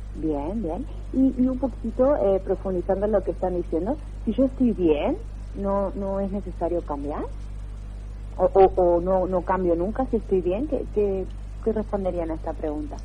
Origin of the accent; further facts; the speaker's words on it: Argentina; moved away as an adult; also born or lived in England; now in Barcelona, Spain; si bien soy argentina hace más de 10 años que vivo aquí en, Europa